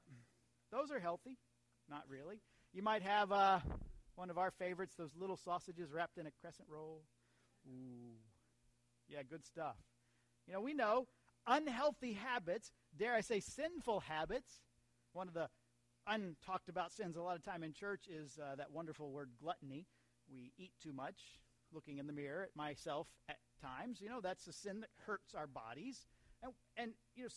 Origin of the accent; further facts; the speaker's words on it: United States; I'm still an American